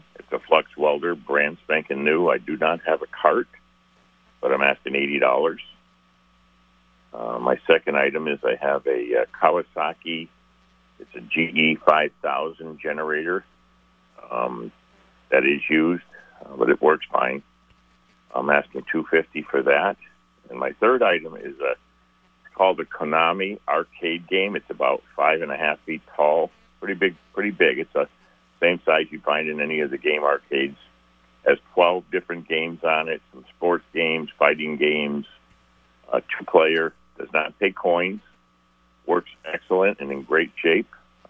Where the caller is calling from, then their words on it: Milton, Vermont, United States; from Milton.